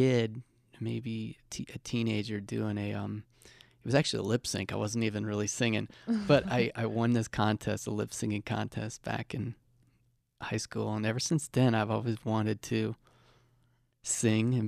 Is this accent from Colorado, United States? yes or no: yes; Colorado Springs, Colorado, United States; my hometown in Colorado Springs. Monument area.